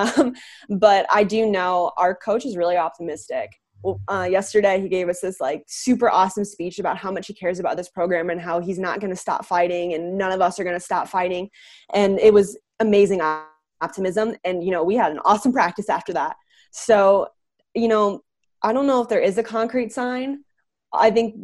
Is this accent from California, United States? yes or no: no; Bettendorf, Iowa, United States; So I'm from Bettendorf, Iowa, which is slightly bigger than Emma's town